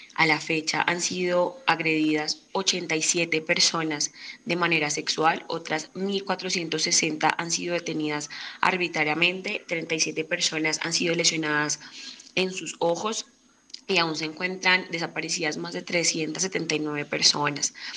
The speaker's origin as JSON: {"language": "Spanish", "country": "Colombia", "said": "nuestro país, Colombia."}